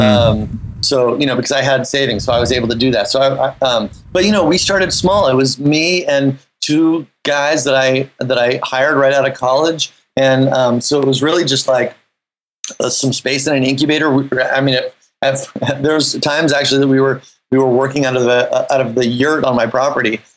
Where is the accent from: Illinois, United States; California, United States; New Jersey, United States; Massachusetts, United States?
California, United States; Half Moon Bay; moved away as an adult; also born or lived in New York City; I grew up in Half Moon Bay